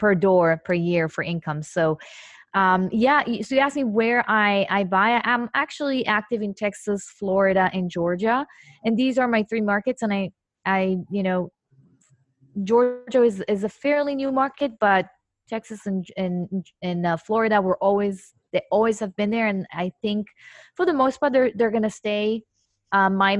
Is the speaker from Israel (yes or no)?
yes; Israel; moved away; I'm originally from Israel